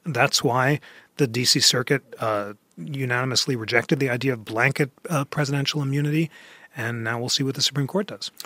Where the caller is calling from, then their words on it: Atlanta, Georgia, United States; I'm calling from Atlanta